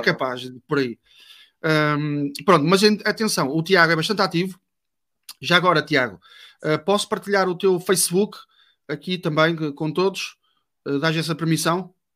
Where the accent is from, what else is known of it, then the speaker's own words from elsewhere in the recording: Vila Nova de Gaia, Norte, Portugal; Sou português, sou do norte, de Vila Nova de Gaia